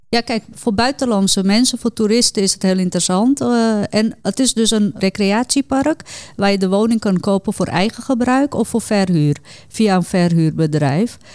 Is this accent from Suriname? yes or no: yes; Suriname; ik ben Hindoestaans, kom uit Suriname